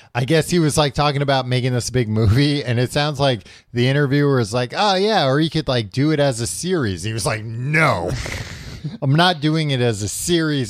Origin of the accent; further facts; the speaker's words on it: United States; I'm an American.